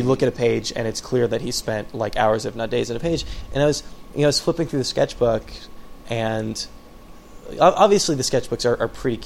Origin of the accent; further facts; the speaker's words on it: California, United States; moved away as an adult; also born or lived in Santa Cruz; now in New York, United States; I'm from California